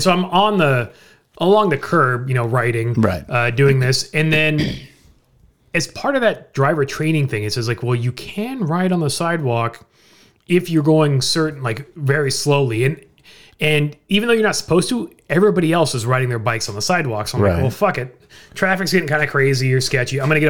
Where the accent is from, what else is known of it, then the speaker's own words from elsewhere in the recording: United States; And so, of course, me being the American, I got no place to go.